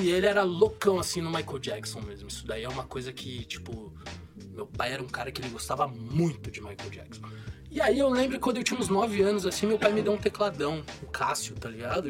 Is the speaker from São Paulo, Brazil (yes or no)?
yes; São Paulo, Brazil; now in São José dos Campos, Brazil; eu sou nascido e criado em São Paulo, né, mano? Nasci na Moca